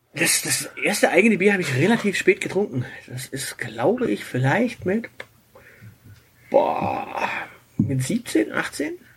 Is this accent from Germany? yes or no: yes; Southern Germany, Germany; ich bin halt hier im Süden aufgewachsen